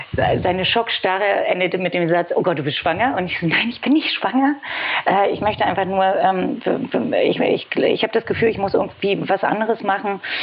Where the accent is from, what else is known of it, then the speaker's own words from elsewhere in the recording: Berlin, Germany; Ich komme aus Berlin, gebürtig sogar